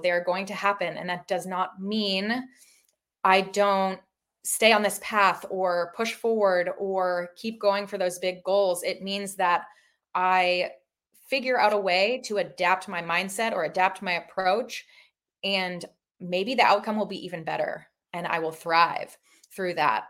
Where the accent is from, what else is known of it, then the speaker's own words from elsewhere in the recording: Toronto, Ontario, Canada; moved away as an adult; also born or lived in Massachusetts; now in Seminole, Florida, United States; I grew up in Toronto, Ontario, Canada